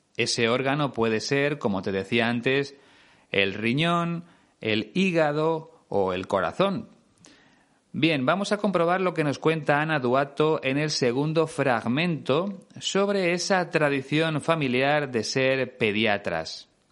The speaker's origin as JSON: {"language": "Spanish", "country": "Spain", "said": "mi país"}